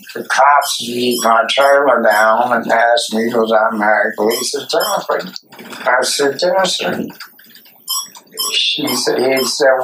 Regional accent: Sylvester, Georgia, United States; I'm from Sylvester, Georgia. We ride horses, go to church, sneak a little beer

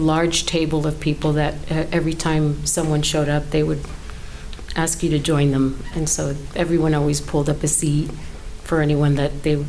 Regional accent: New York, United States; now in Tampa, United States; New York.

